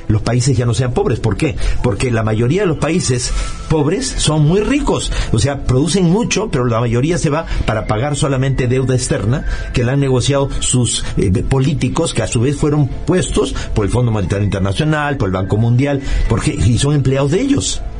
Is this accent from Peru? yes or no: yes; Peru; O sea, yo estabas soy peruano, este, justamente nací el 12 de diciembre del año 55